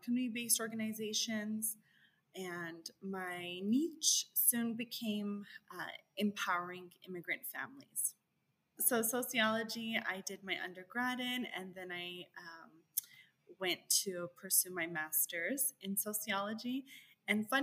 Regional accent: El Paso, Texas, United States; growing up in El Paso, Texas

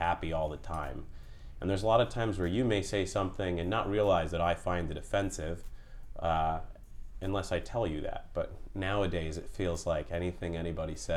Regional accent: Pennsylvania, United States; now in Long Beach, United States; I grew up in Pennsylvania in the mountains

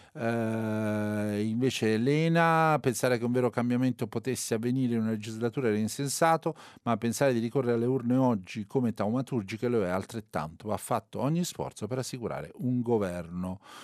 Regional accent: Molise, Italy; Io sono molisano

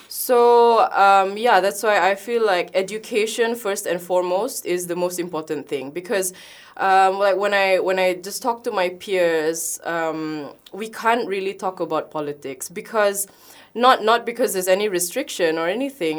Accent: Malaysia; I, as a Malaysian

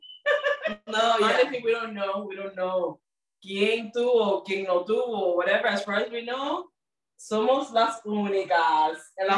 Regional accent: Miami, Florida, United States; accent: Miami; we grew up here in Miami, Florida. My parents came from Cuba.

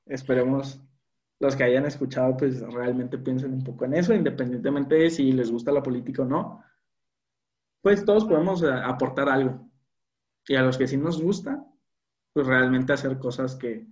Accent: Mexico; como mexicano

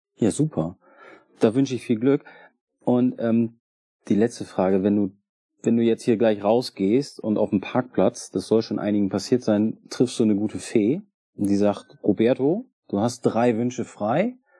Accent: Germany; Also ich komme nicht aus Bremen, ich komme aus der Nähe von Bremen

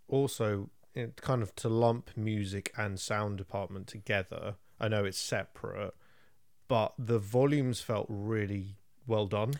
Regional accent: England, United Kingdom; I'm English

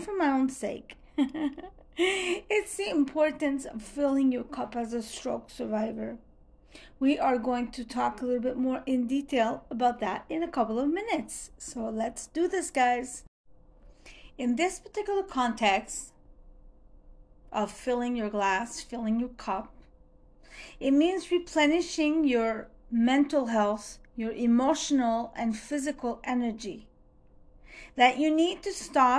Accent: Montreal, Quebec, Canada; I'm from Montreal, Canada

